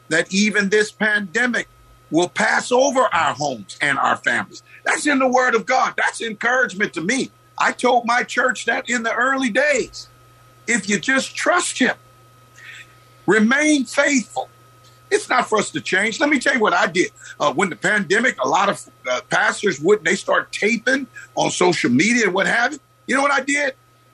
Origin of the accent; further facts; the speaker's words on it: Oakland, California, United States; I grew up in the West Oakland area in two sets of projects, and we used to walk here